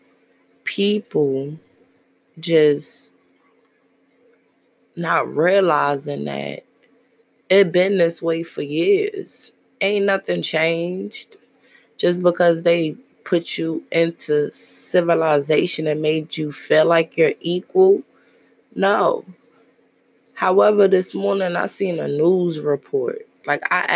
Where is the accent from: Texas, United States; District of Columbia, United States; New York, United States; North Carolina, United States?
New York, United States; New York City; As I grew up in Brooklyn